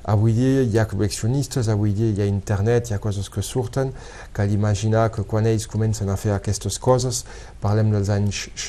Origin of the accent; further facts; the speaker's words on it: Codalet, Occitania, France; Per aquí he crescut, he crescut molt a Codalet